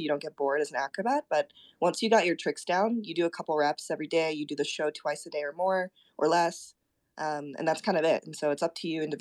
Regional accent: Koganei, Tokyo, Japan; first language Japanese; English is a second language; moved away; also born or lived in Minnesota; I was born and raised in Tokyo. I was born in this little place, kind of right outside of Tokyo called Musashi Kogane.

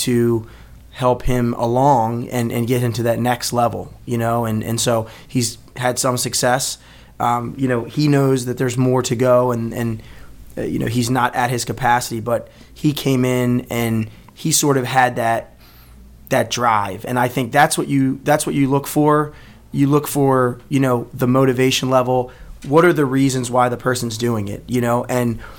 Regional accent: Baltimore, Maryland, United States; born and raised in Baltimore

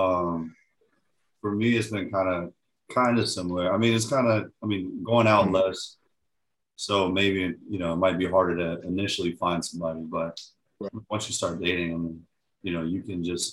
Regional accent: Miami, Florida, United States; I'm from Miami, Florida

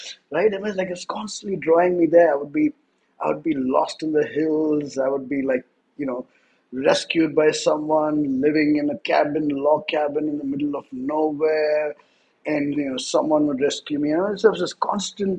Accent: India; first language English; I grew up in India. I'm an Indian. I was born Indian. But I grew up in a city.

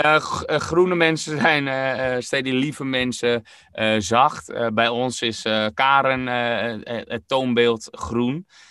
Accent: Netherlands; als Nederlanders

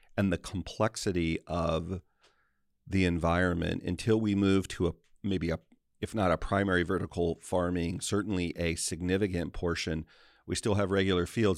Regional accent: United States; I'm an American

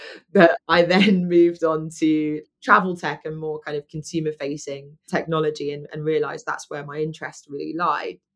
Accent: London, United Kingdom; moved away as an adult; I'm a Londoner, born and bred

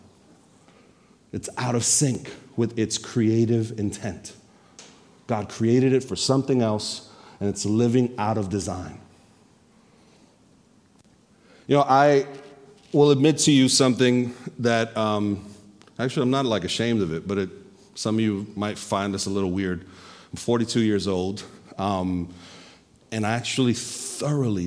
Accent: New York, United States; I'm a New Yorker.

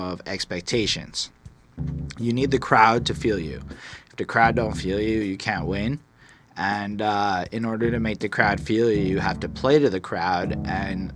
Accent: Montreal, Quebec, Canada; I'm from Montreal, where the hood is apartments

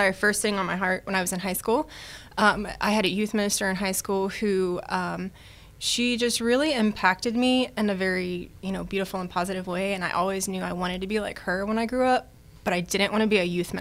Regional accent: East Texas, United States; also born or lived in Virginia / Denver, Colorado; I grew up here in East Texas, so I'm an East Texas native.

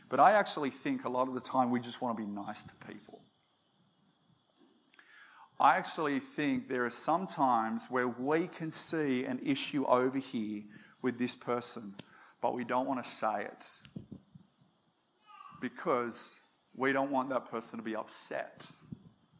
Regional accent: Australia; I'm half Danish, I'm half Aussie

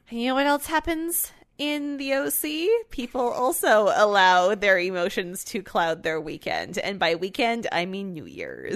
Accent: Canada; we're Canadian

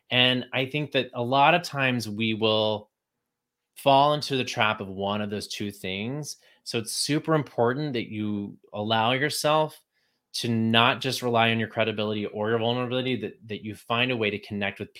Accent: Texas, United States; moved away; hate being from Texas. I did not want anyone to know I was from Texas when I moved to New York.

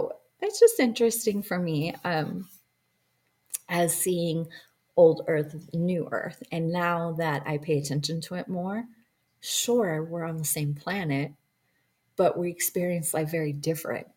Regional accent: Montana, United States; I'm from Montana and I came back

